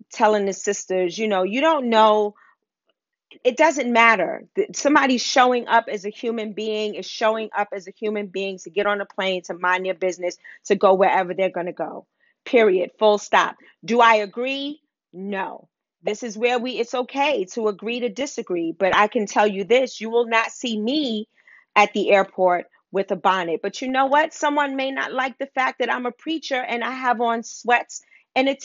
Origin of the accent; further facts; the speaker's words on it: New York City, New York, United States; I grew up in Harlem